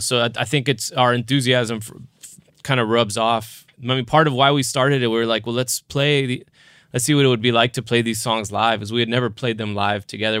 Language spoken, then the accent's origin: English; South Texas, United States; I grew up Catholic and went to Catholic school and I, I'm, I'm from South Texas